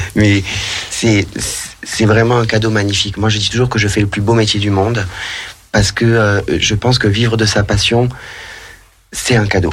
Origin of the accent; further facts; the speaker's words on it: Narbonne, Occitania, France; accent: southern (accent du Sud); also born or lived in Montpellier; now in Lyon, France; je suis natif de Narbonne, dans le sud de la France.